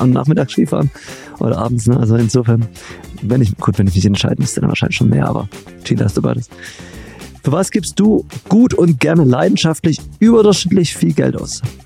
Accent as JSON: {"language": "German", "region": "Baden-Württemberg", "country": "Germany", "said": "ich komme zwar aus Baden-Württemberg, aber nicht aus eurer Region"}